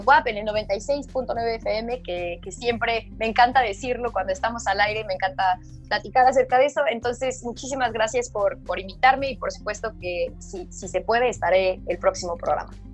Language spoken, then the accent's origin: Spanish; Mexico; que soy mexicana